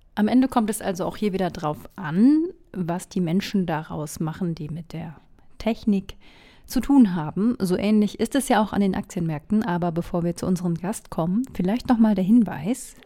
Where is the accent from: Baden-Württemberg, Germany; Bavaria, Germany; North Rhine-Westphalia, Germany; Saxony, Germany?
North Rhine-Westphalia, Germany; meine Heimat Ostwestfalen